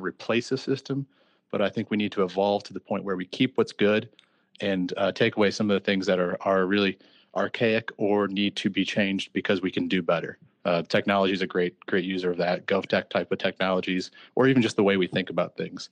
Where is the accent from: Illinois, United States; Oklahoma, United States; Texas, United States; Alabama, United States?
Illinois, United States; outside of Chicago; I'm originally from Illinois, outside of Chicago